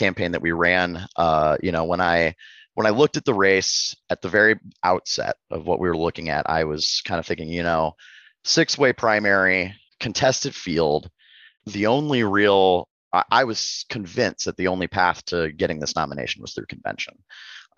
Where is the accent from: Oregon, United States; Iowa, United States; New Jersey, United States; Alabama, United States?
Iowa, United States; Cedar Rapids; moved away as an adult; now in Des Moines, United States; I'm not a Des Moines native. I'm from Cedar Rapids, but I've been living mm-hmm. here for the past couple months